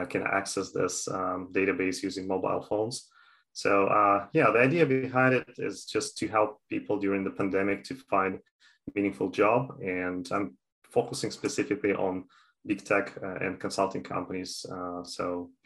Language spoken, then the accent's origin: English; Canada; also born or lived in Toronto; I'm from Canada, I'm living in Toronto